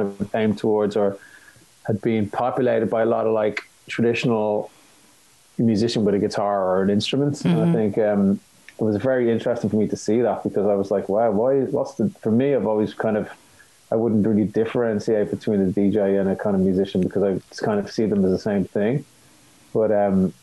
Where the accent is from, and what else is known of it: Ireland